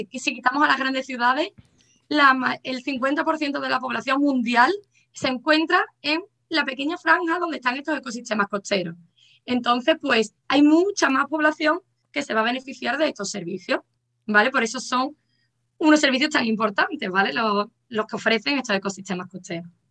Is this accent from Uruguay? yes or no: no; Cádiz, Andalusia, Spain; soy de Cádiz